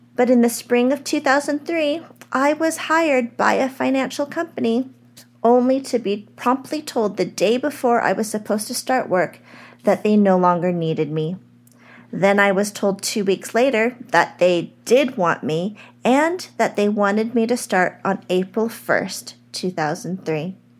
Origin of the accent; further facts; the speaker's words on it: United States; I am an American-born Chinese